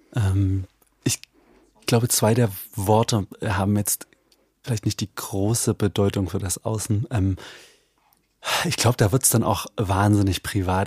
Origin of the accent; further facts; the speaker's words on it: Eichsfeld, Thuringia, Germany; ich komme aus dem Eichsfeld. Wir reden hier vom, von der Nordspitze Thüringens, tief konservatives, hm. sehr dörfliches, katholisches Eichsfeld